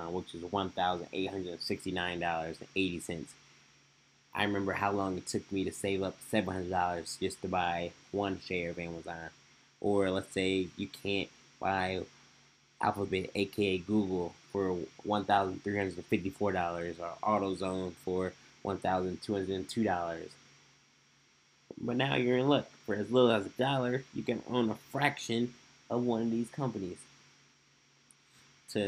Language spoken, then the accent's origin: English; Omaha, Nebraska, United States; I'm from Omaha, Nebraska